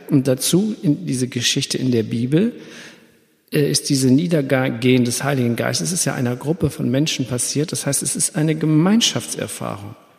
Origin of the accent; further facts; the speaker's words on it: Germany; ich bin, wohne ja hier am Rhein, ich bin auch am Rhein groß geworden